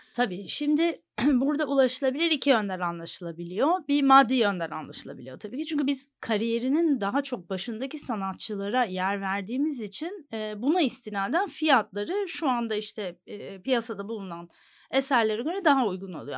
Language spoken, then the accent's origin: Turkish; Istanbul, Turkey; also born or lived in New York, United States; İstanbul doğumluyum